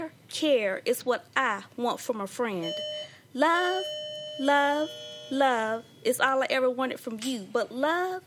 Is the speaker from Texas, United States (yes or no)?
no; Decatur, Georgia, United States; I'm originally from Decatur, Georgia.